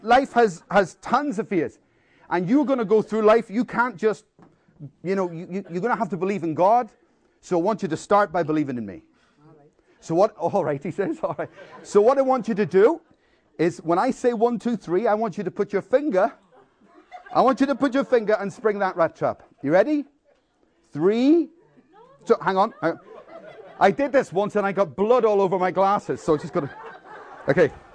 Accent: Belfast, Northern Ireland, United Kingdom; I grew up in Belfast in a war zone, and there was a lot of bombs and bullets throughout my childhood

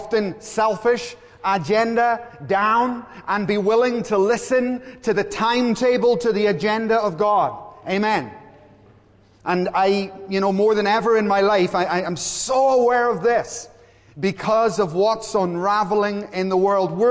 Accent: Belfast, Northern Ireland, United Kingdom; I grew up in Belfast, and all my brothers, three brothers, worked in a hotel at the end of our street

